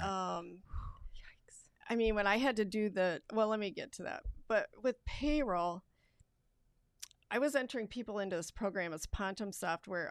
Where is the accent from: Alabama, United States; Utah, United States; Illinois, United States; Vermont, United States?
Vermont, United States; Rutland; moved away as an adult; also born or lived in Wisconsin / Florida / Connecticut; now in Lansing, United States; I'm from Rutland, Vermont originally, and I moved here uh, for Cooley Law School